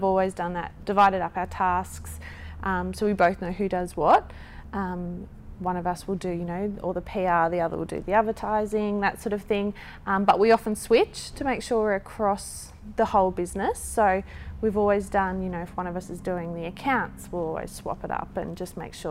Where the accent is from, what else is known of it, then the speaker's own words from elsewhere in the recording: Gold Coast, Queensland, Australia; growing up on the Gold Coast